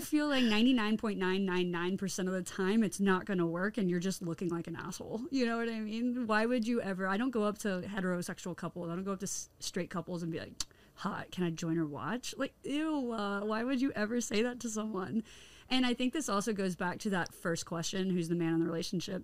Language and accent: English; Tennessee, United States; moved away; I'm from Tennessee originally, which is considered the Bible Belt area, the southern states